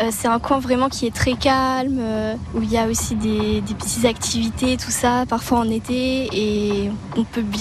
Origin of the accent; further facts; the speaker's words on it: Nancy, Grand Est, France; moi, je viens de Meurthe-et-Moselle, donc c'est dans Nancy.